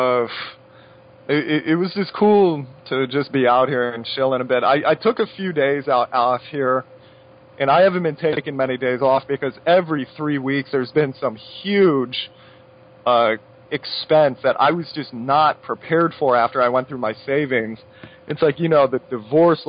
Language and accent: English; United States; I'm from the United States